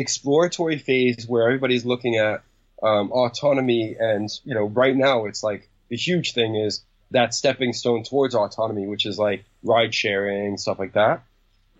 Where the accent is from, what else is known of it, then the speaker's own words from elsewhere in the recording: New York City, New York, United States; when I was a kid growing up in New York City